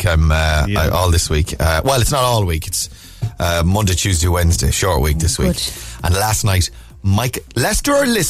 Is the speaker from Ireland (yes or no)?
yes; Connacht, Ireland; and this is my own, like, you know, biased, obviously, because I'm from Mayo, yeah.